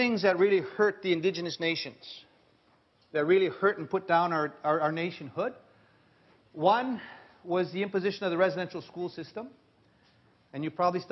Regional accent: Little Black Bear reserve, Saskatchewan, Canada; I was bused from Little Black Bear to a little Ukrainian school off the reserve

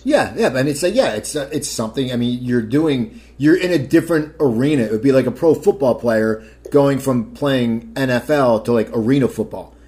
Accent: Cherry Hill, New Jersey, United States; now in Los Angeles, United States; my hometown, Cherry Hill, New Jersey

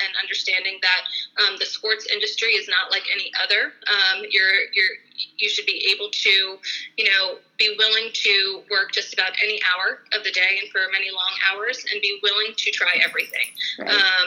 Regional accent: State College, Pennsylvania, United States; also born or lived in Brooklyn, New York; I was born in Brooklyn, New York, and grew up for the most part in State College

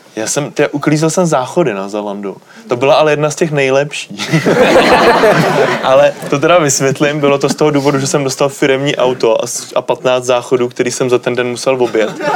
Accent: Czechia; jsem z České republiky

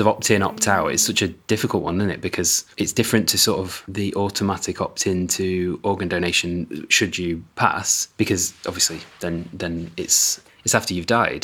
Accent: United Kingdom; as a Brit

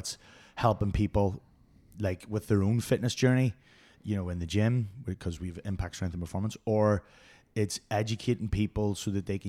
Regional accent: Belfast, Northern Ireland, United Kingdom; Belfast, mate.

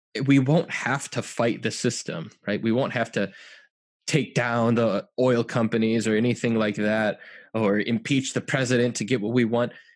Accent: United States; I'm an American

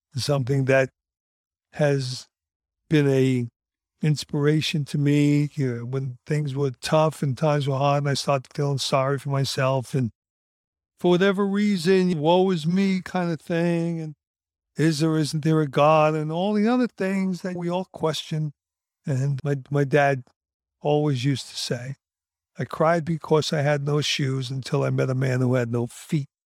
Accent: United States; I'm an American

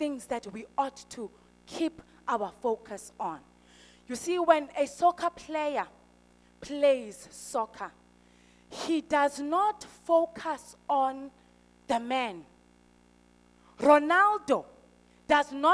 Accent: Eastern Cape, South Africa; I'm from the Eastern Cape

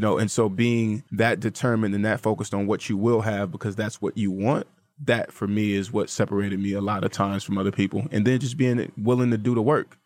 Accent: Vallejo, California, United States; she's actually from my hometown

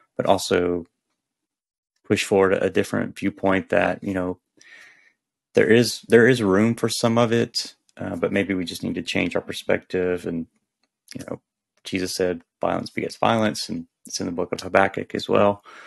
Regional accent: the South, United States; I grew up in the South

